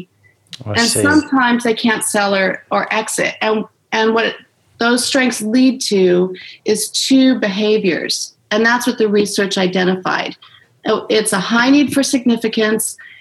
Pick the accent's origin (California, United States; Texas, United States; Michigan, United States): California, United States; Orange County; I was born and raised in Orange County, California